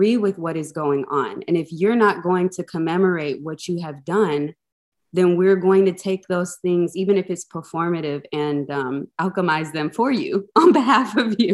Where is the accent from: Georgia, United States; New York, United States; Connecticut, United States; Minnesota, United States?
Georgia, United States; Atlanta; having grown up in a Black mega church in Atlanta